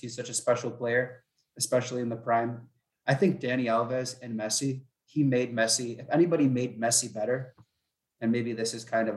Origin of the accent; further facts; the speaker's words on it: Minnesota, United States; I'm from Minnesota